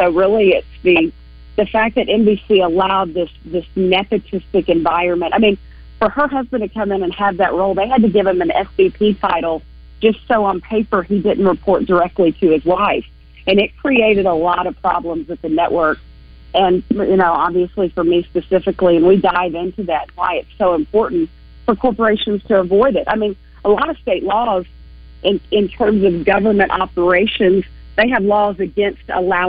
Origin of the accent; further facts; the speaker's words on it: Arkansas, United States; I love coming home. I miss my home state